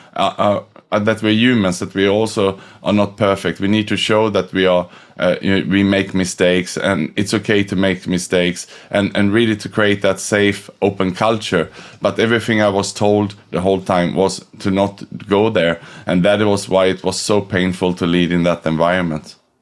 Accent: Sweden; moved away as an adult; also born or lived in Australia / Thailand / Indonesia / Vietnam; now in Singapore; I was born in Sweden, but I left 98 for Australia, which was as far away as I could from home

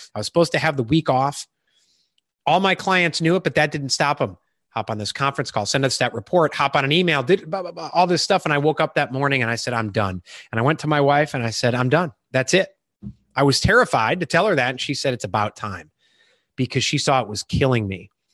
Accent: Chicago, Illinois, United States; moved away as an adult; also born or lived in Iowa; now in Charleston, South Carolina, United States; I grew up in Illinois, Chicago

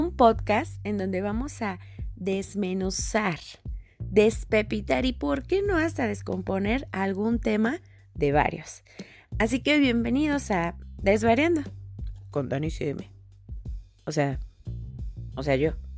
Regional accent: Mexico; en México, al menos en mi país

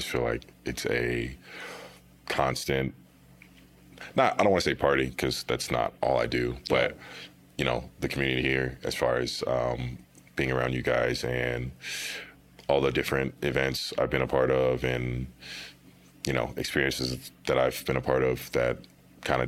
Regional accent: Topeka, Kansas, United States; moved away as an adult; now in Denver, United States; I'm from Topeka, Kansas, which is the capital city, but not really a place to speak about

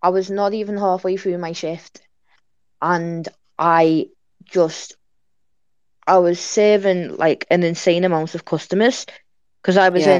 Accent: Liverpool, North West England, United Kingdom; I'm a trans man. And I'm from Liverpool.

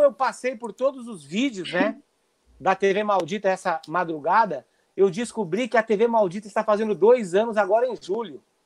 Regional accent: Foz do Iguaçu, Paraná, Brazil; also born or lived in Porto Alegre / São Paulo; now in Los Angeles, United States; eu saí de Foz do Iguaçu

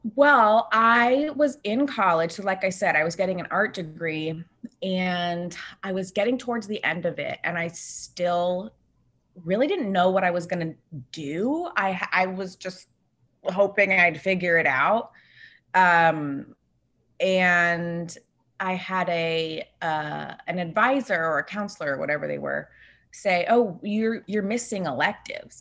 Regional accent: Bay Area, California, United States; now in Los Angeles, United States; I live in Los Angeles, but I was, um, born and raised in the Bay Area.

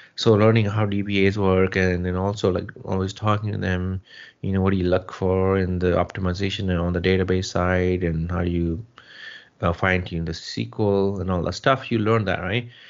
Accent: Jalandhar district, Punjab, India; moved away as an adult; also born or lived in Chandigarh; now in United States; Yes, I'm from India, from Punjab. I was born uh, and raised in a small village and uh, um, in, Punjab, um, Jalandhar district.

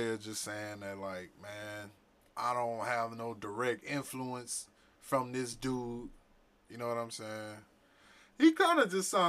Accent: Louisiana, United States; I'm, I'm we from Louisiana. Like I, I remember riding the bus here

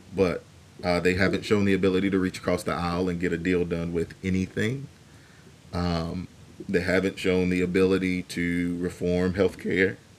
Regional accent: United States; as the American people

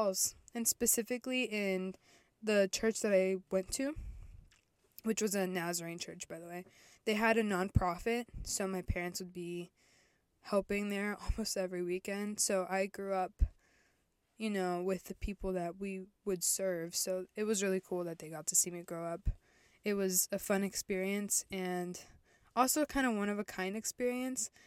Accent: Virginia, United States; also born or lived in El Salvador / Florida; we moved to Virginia, and I lived and grew up mainly

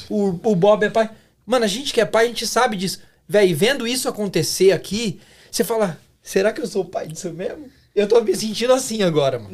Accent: Brazil; now in Canada; nós somos brasileiros, saímos de algum lugar e estamos em outro

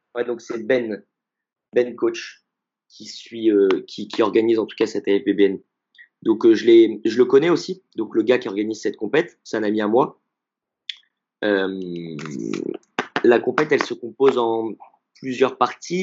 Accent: Grenoble, Auvergne-Rhône-Alpes, France; je suis de Grenoble

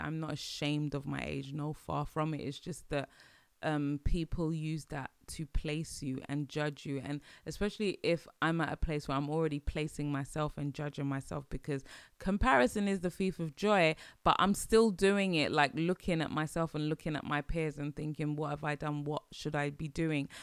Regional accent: London, United Kingdom; as British people, as Londoners, as British people

